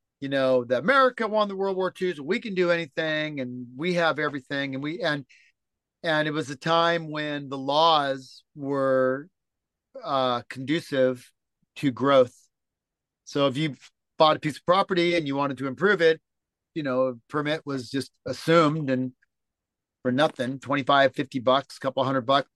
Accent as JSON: {"language": "English", "town": "Los Angeles", "region": "California", "country": "United States", "tie": "born or raised there", "moved": "as an adult", "lives_now": "Mediterranean (on a yacht)", "said": "Born and raised in Los Angeles, California."}